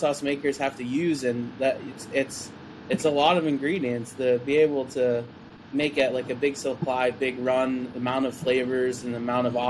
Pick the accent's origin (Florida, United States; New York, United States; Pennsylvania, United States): Pennsylvania, United States; moved away; also born or lived in Nebraska; I'm from Pennsylvania. But I spent about 6 years in Nebraska